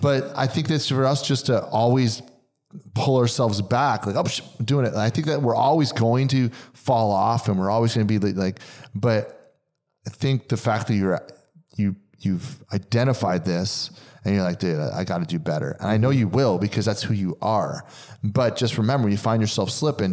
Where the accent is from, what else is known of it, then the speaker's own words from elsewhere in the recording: New Jersey, United States; growing up in New Jersey